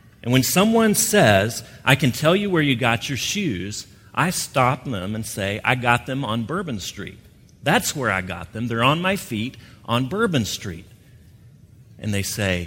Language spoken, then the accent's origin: English; Gulf Coast, United States; moved away; I grew up on the Gulf Coast